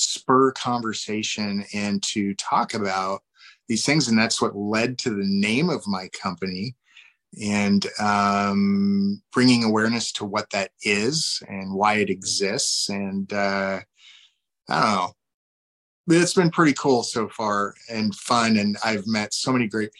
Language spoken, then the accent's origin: English; Washington, United States; I am from Washington State.